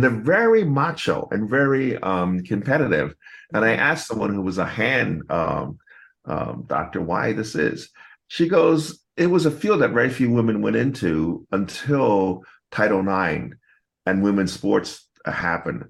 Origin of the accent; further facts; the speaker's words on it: United States; I'm American born Chinese